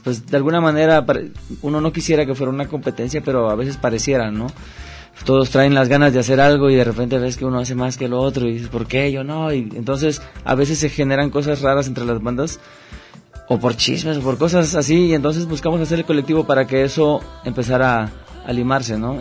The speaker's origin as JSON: {"language": "Spanish", "region": "Oaxaca", "country": "Mexico", "moved": "yes", "lives_now": "Guadalajara, Mexico", "said": "nosotros somos de Oaxaca"}